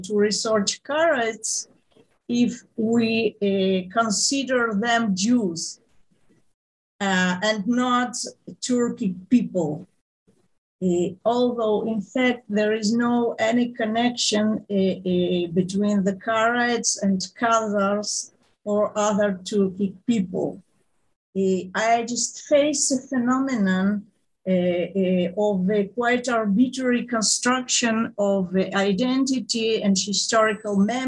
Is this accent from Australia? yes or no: no; Moscow, Russia; moved away; I grew up in Moscow in a period of Brezhnev stagnation